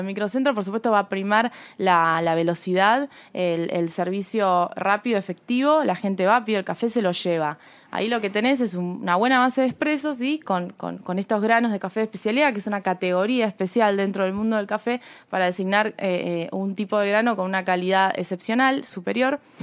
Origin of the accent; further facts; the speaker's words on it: Rosario, Santa Fe, Argentina; moved away as an adult; now in Buenos Aires, Argentina; Yo soy de Rosario.